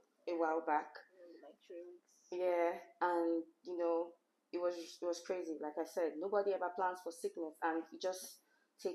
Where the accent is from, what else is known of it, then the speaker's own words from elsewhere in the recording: Nigeria; I'm a Nigerian